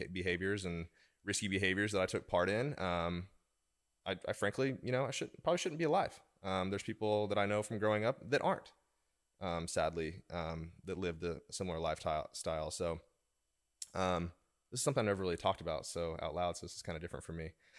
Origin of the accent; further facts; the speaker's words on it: Oklahoma, United States; now in Washington, D.C., United States; I moved from Oklahoma to Washington, D.C., and then I still hung out with some people from back home and behaved differently.